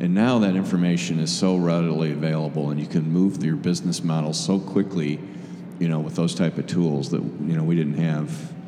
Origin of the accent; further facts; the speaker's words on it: Michigan, United States; moved away as an adult; now in Chicago, United States; I grew up outside of Michigan and moved down here out of college and never looked back.